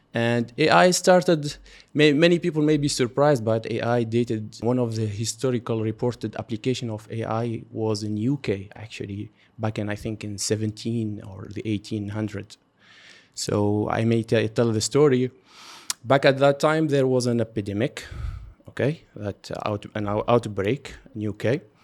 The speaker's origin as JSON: {"language": "English", "country": "Tunisia", "moved": "yes", "lives_now": "Qatar", "said": "I'm from Tunisia. We are actually both Tunisian."}